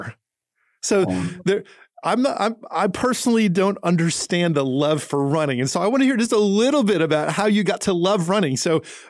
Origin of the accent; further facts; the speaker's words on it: New Jersey, United States; also born or lived in California / Florida / Tennessee; now in Nashville, United States; So I grew up in New Jersey, lived in California, in Florida, and in Tennessee.